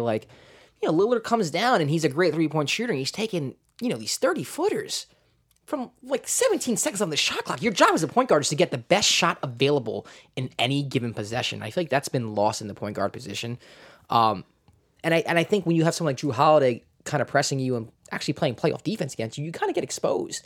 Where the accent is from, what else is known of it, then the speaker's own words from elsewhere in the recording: New York, United States; I'm a New Yorker